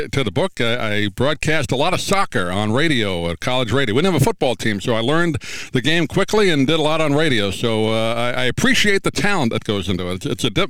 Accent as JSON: {"language": "English", "region": "New York", "country": "United States", "tie": "born or raised there", "moved": "yes", "lives_now": "Florida, United States", "said": "I grew up in New York"}